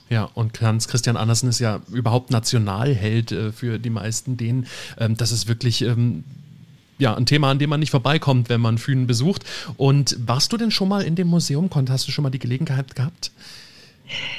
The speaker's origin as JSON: {"language": "German", "country": "Germany", "said": "bei uns in Deutschland"}